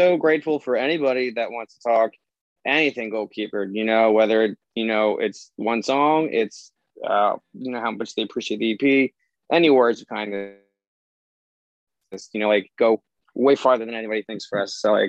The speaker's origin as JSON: {"language": "English", "town": "Philadelphia", "region": "Pennsylvania", "country": "United States", "said": "we are from Philly, and we're a 3-piece that plays some pop punk music."}